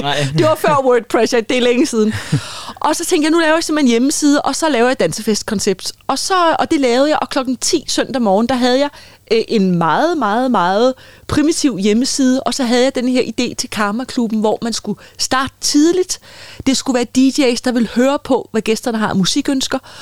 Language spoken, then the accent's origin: Danish; Copenhagen, Capital Region of Denmark, Denmark; inde i Boldenskov i København, hvor jeg er fra